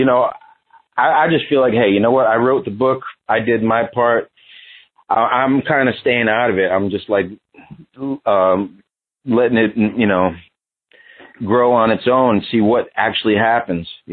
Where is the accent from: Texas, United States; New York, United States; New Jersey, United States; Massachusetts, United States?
New York, United States; in the 80s growing up on the Lower East Side